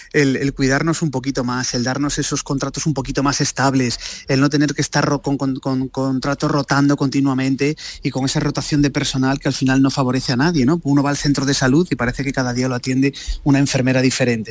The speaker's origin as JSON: {"language": "Spanish", "town": "Lugo", "region": "Galicia", "country": "Spain", "said": "Yo que soy de Lugo la conozco, la conozco bien también, es España vaciada."}